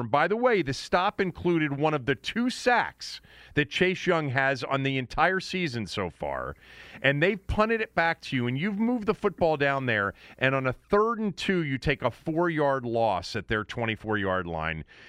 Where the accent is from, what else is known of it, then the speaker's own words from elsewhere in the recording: Washington, District of Columbia, United States; also born or lived in suburban Maryland; I've lived in D.C. and suburban Maryland, and now I'm back in D.C. I always say I'm from Washington, D.C.